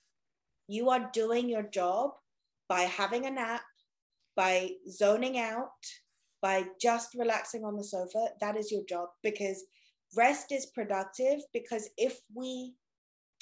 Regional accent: England, United Kingdom; I'm English.

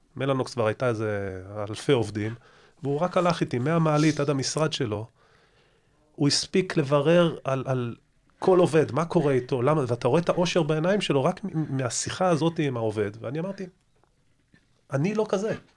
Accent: Israel

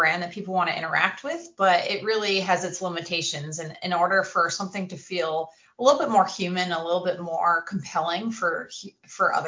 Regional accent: Kennebunkport, Maine, United States; I'm from Kennebunkport, Maine

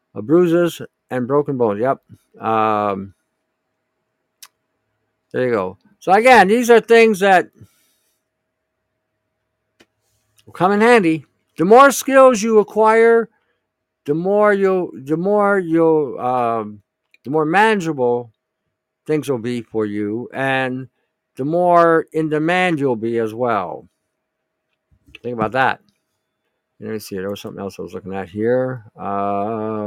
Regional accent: Detroit, Michigan, United States; moved away; I grew up in Michigan, and I grew up in the Detroit area, in one of the ghettos in Detroit

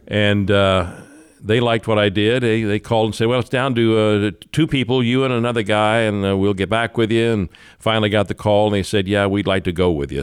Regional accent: Kansas City, Missouri, United States; I was from Kansas City

